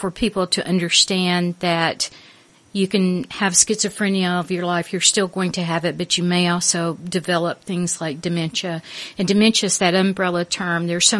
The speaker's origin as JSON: {"language": "English", "region": "Arkansas", "country": "United States", "also_born_or_lived": "London", "moved": "as an adult", "lives_now": "United Kingdom", "said": "I'm from the South, in the United States. Yeah. I'm from Arkansas."}